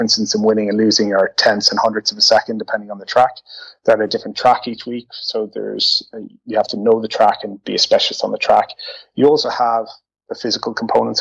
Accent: Ireland; moved away as an adult; now in Netherlands; So originally I'm from Ireland. I relocated to the Netherlands close to 7 years ago

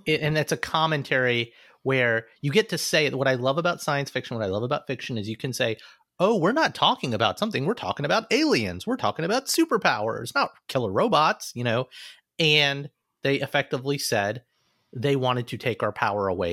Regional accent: Alabama, United States; Growing up in Alabama

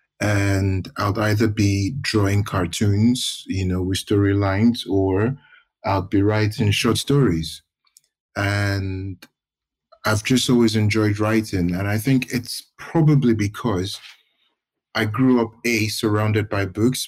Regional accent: Ibadan, Oyo, Nigeria; moved away as an adult; also born or lived in Lagos; now in London, United Kingdom; I grew up in Ibadan, did my university, my primary school, my secondary school, my university.

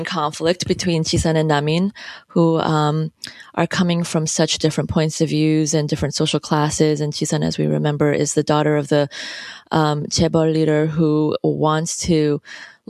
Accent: United States; also born or lived in South Korea; I'm Korean American, I consider myself to be bicultural

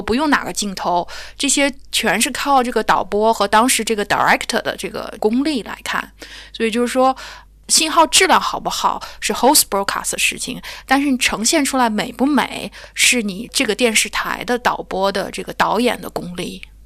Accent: China; also born or lived in Europe; now in United Kingdom; 因为我是中国人

